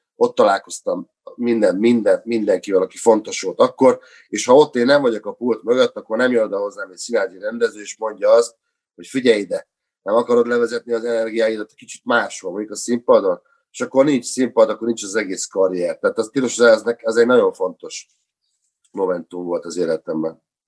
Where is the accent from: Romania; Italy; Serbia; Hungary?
Hungary; now in Budapest, Hungary; mint vidéki kisfiú, nyírváltódi kisfiú